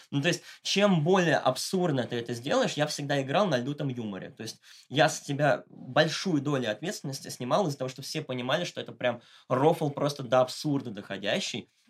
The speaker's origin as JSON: {"language": "Russian", "region": "Moscow", "country": "Russia", "said": "в адрес того, что я богатенький мальчик из Москвы и жизни не видел"}